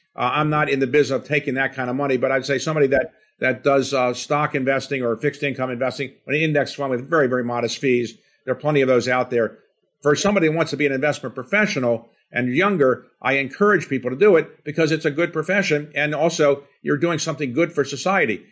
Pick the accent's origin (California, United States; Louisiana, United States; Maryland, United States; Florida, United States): Maryland, United States; Baltimore; grew up in a blue-collar setting in Baltimore